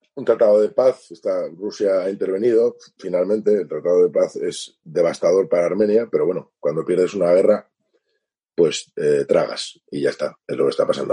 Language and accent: Spanish; Spain; yo soy español, soy armenio, mi madre es española, y nosotros llegamos en el 75